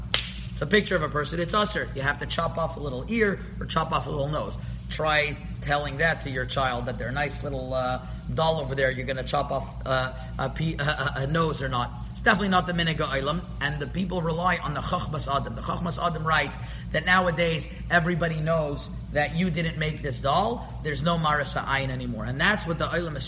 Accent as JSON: {"language": "English", "town": "Montreal", "region": "Quebec", "country": "Canada", "tie": "born or raised there", "said": "where I grew up in Montreal"}